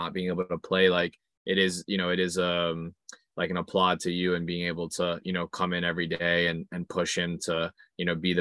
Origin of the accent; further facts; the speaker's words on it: United States; moved away as an adult; now in England, United Kingdom; as an American